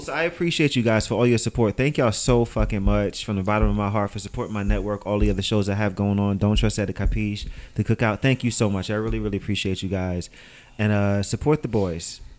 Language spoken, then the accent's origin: English; New York City, New York, United States; I'm from New York